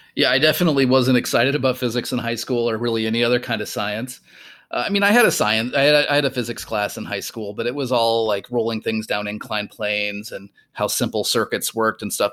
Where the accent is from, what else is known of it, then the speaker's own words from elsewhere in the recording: rural Minnesota, United States; moved away; I grew up in rural Minnesota